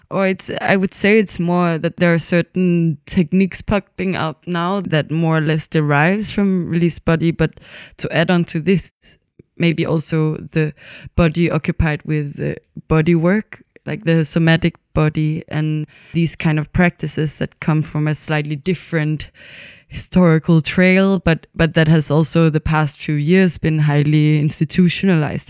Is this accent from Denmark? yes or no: yes; Copenhagen, Capital Region of Denmark, Denmark; moved away as an adult; also born or lived in Berlin; now in Stockholm, Sweden; I'm born and raised in, in Copenhagen in Denmark